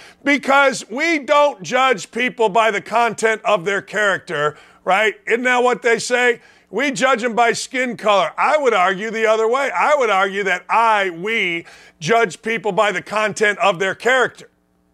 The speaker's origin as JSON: {"language": "English", "town": "Gary", "region": "Indiana", "country": "United States", "tie": "born or raised there", "said": "I'm a white guy. That ain't me, bro. I was born in Gary, Indiana."}